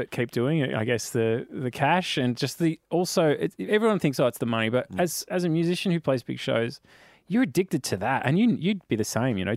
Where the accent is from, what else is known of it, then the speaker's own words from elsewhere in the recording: Australia; So we come out from Australia, we play Thursday, Friday, Saturday